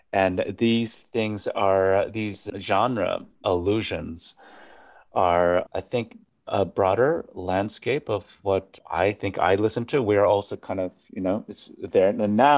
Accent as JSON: {"language": "English", "country": "Japan", "tie": "born or raised there", "also_born_or_lived": "New York, United States / Switzerland", "first_language": "Japanese", "second_language": "English", "said": "I was born in New York, but my family, when I was about eight months old, we moved to Japan, and we spoke Japanese at home. We still speak Japanese at home. Then we moved to Switzerland, where I first started speaking English"}